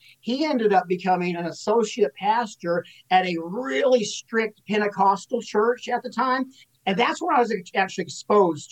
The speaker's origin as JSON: {"language": "English", "town": "Little Rock", "region": "Arkansas", "country": "United States", "tie": "born or raised there", "also_born_or_lived": "Dallas, Texas", "moved": "yes", "lives_now": "Ventura, United States", "said": "I was born there, and then immediately my parents shifted to Little Rock, Arkansas"}